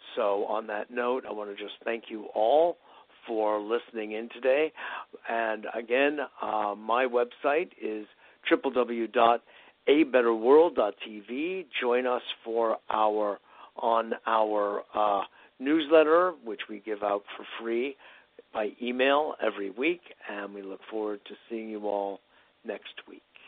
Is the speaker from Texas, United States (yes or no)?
no; Connecticut, United States; when I was a teenager growing up in Connecticut.